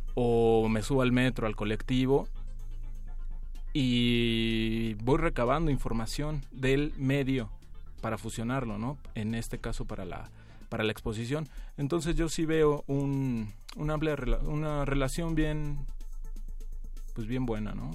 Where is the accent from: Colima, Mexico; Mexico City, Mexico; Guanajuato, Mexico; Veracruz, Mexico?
Mexico City, Mexico; Yo nací en la Ciudad de México